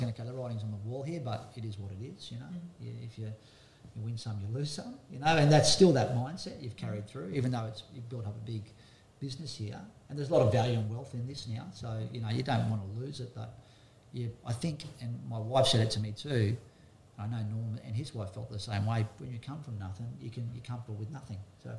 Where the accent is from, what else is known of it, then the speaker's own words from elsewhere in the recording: Byron Bay, New South Wales, Australia; growing up in Byron Bay in this area